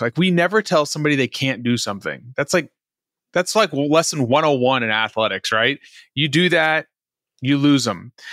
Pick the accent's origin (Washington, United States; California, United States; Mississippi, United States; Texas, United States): Texas, United States; Dallas; also born or lived in Virginia; now in Houston, United States; I'm from Dallas originally